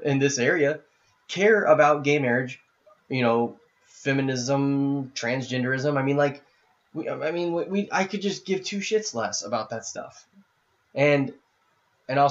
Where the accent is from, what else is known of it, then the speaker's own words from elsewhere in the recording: Indianapolis, Indiana, United States; I grew up in the Catholic community. I mean, I know half the Catholics in Indianapolis